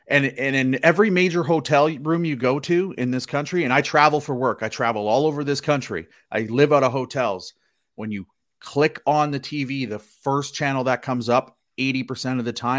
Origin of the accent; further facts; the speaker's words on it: Canada; I'm Canadian.